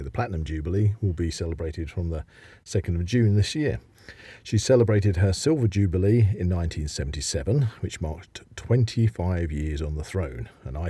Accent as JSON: {"language": "English", "region": "England", "country": "United Kingdom", "said": "because I was from England"}